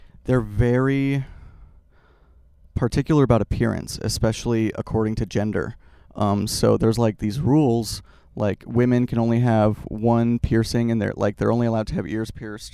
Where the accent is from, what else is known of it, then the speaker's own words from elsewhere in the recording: Salt Lake City, Utah, United States; I was born in Salt Lake City, which is like the Mormon capital of the world